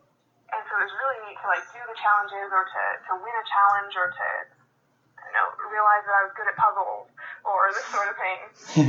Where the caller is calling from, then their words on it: Yakima, Washington, United States; I am currently calling from Yakima, Washington.